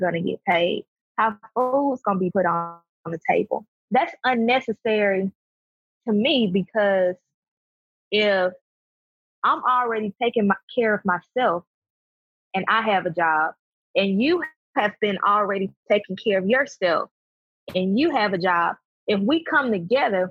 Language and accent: English; Birmingham, Alabama, United States; also born or lived in Huntsville, Alabama; The friends that I grew up with in Birmingham